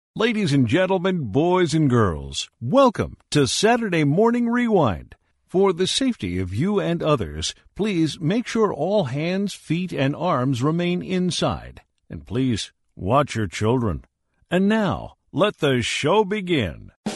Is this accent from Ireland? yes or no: no; London, Ontario, Canada; moved away as an adult; also born or lived in Toronto, Canada / La Jolla, United States; I was born in Toronto, Toronto, and I grew up in London, Ontario